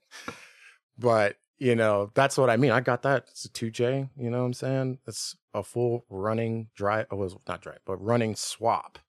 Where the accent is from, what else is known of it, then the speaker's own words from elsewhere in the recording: Richmond, Virginia, United States; moved away as an adult; also born or lived in Tennessee; I was born in Virginia, like, Richmond area